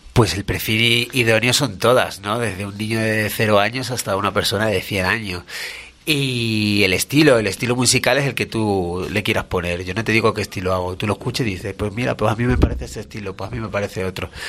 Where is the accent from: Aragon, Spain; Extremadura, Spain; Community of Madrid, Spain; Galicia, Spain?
Extremadura, Spain; Badajoz; soy de Extremadura, de Badajoz, al lado de Portugal